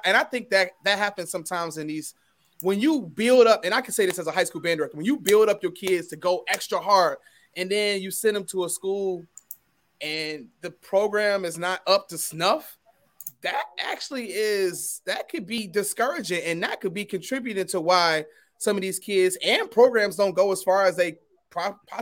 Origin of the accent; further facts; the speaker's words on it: Detroit, Michigan, United States; moved away as an adult; also born or lived in Norfolk; When I came to Norfolk, man, I came from Cass Technical High School, the Lewis Cass Technical High School in Detroit, Michigan